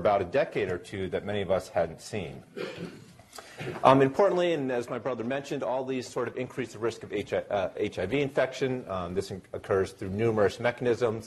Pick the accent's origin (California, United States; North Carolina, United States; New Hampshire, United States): New Hampshire, United States; moved away as an adult; now in Providence, United States; So I'm currently down at Brown University in Providence, but I grew up here in New Hampshire